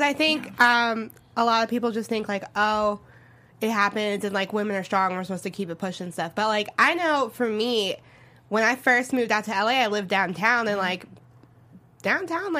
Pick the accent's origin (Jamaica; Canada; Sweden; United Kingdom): Jamaica; I'm Jamaican